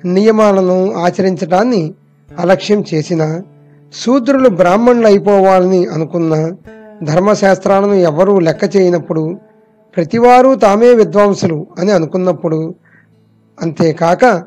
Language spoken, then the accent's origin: Telugu; Koyyalagudem, Andhra Pradesh, India; మాది పశ్చిమ గోదావరి జిల్లా కొయ్యలగూడెం